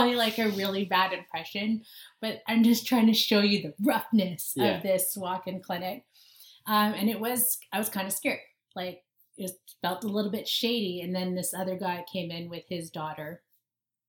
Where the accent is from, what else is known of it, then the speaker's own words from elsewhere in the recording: Vancouver, British Columbia, Canada; also born or lived in Winnipeg; we did move to Vancouver when I was like 1 year old.